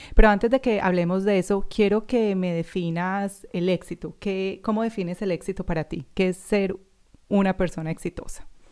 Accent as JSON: {"language": "Spanish", "town": "Medellín", "region": "Antioquia", "country": "Colombia", "moved": "yes", "lives_now": "Australia", "said": "yo soy colombiana también de Medellín"}